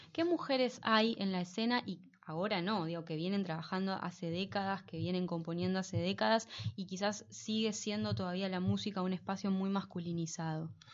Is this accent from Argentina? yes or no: yes; Buenos Aires, Argentina; also born or lived in Bernal; me considero, de lo que yo me considero parte, que es esta cosa del, porteño